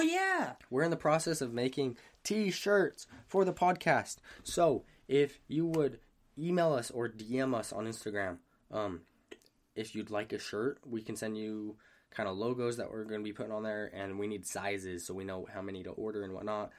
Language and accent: English; Hurricane, Utah, United States; moved away; I'm from Hurricane